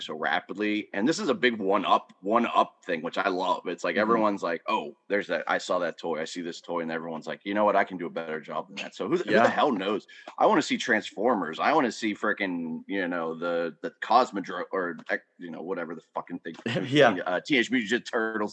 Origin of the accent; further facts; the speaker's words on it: Pittsburgh, Pennsylvania, United States; moved away as an adult; now in Pottstown, United States; I grew up in Pittsburgh from the south side for most, you know, for till I moved out here almost over a decade ago